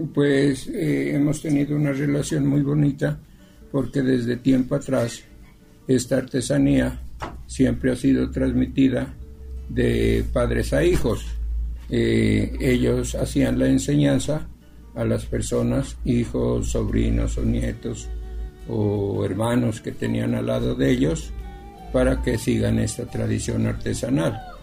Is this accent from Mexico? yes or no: no; Pasto, Nariño, Colombia; somos muy representativos de nuestra región, tanto Nariño, Pasto, Colombia